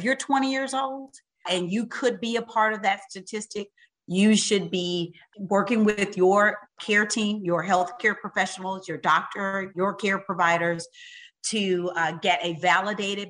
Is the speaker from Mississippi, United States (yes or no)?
yes; Utica, Mississippi, United States; I grew up in Mississippi, in a little bitty teeny town called Utica